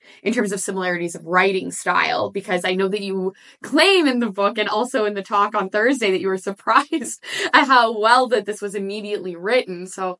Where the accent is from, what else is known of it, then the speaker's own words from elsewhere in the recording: Nova Scotia, Canada; And I was also very curious because obviously growing up in Nova Scotia